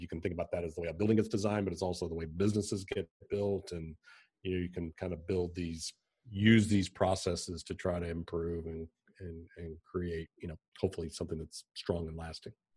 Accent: Pikeville, Kentucky, United States; also born or lived in Lexington, Kentucky; I grew up in Kentucky, I grew up in Pikeville in eastern Kentucky

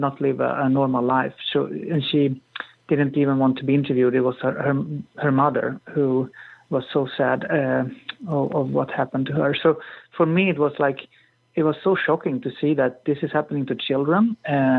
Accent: Sweden; I'm from Sweden

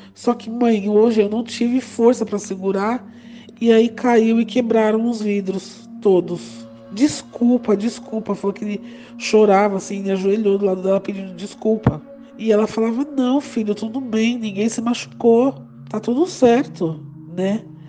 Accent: São Paulo, Brazil; eu sou de São Paulo

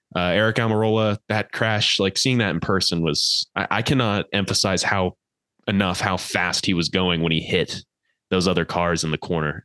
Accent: Colorado, United States; I'm actually from Colorado.

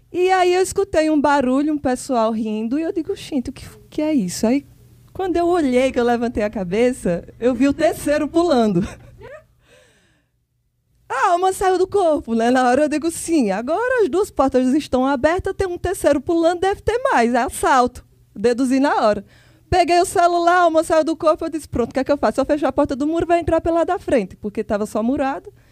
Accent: Serra Talhada, Pernambuco, Brazil; Enfim, eu sou de Serra Talhada, Pernambuco. É, fui morar em Petrolina.

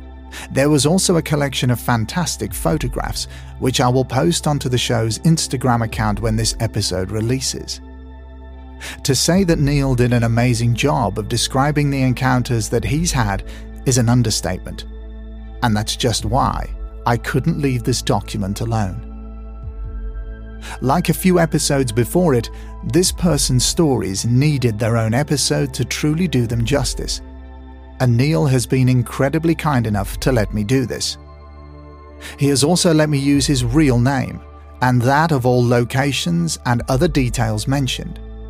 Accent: New Longton, North West England, United Kingdom; I grew up in New Longton and started attending the local nursery school, where I met my best friend, Aaron.

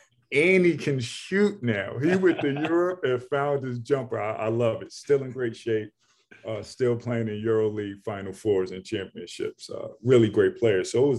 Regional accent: New York City, New York, United States; And I'm from New York City, you know, Ed Coder, Shamon Williams.

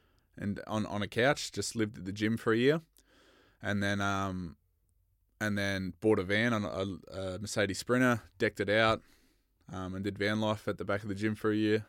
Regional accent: Bendigo, Victoria, Australia

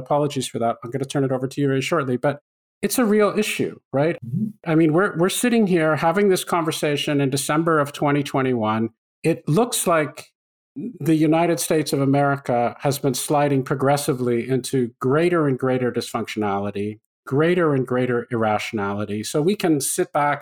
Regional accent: Canada; I grew up in Canada

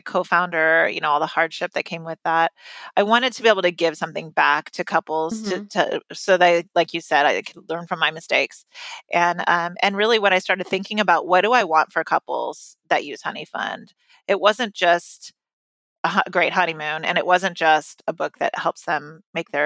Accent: California, United States; I grew up in California

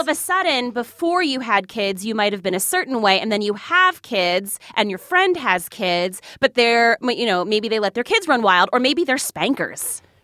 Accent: New Jersey, United States; moved away as an adult; also born or lived in Mississippi; I'm from New Jersey

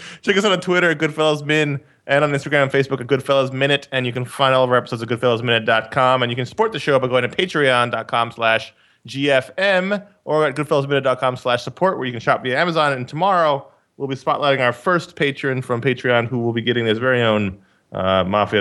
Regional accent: New York City, New York, United States; I grew up in Queens

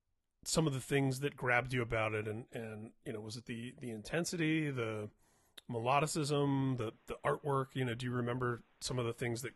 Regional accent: Indianapolis, Indiana, United States; And I grew up in Indianapolis

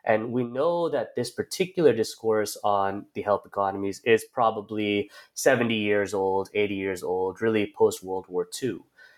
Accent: United States; as a Indian American, as a brown man, as at this time I wasn't even thinking in caste terms, but as a dominant caste person

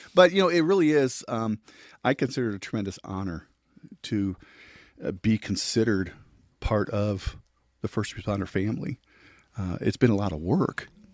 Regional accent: La Crosse, Wisconsin, United States; moved away as an adult; also born or lived in Joplin, Missouri; now in Kansas City, United States; born and raised in La Crosse, Wisconsin

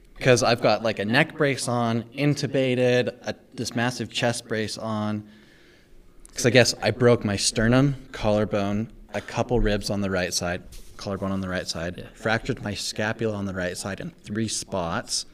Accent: Calgary, Alberta, Canada; also born or lived in Victoria; now in Utah, United States; Then we moved to Calgary and that's honestly where I say I'm from because I lived there literally for

